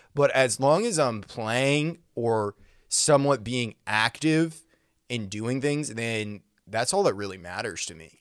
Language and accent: English; Maine, United States; now in Nashville, United States; I grew up in Maine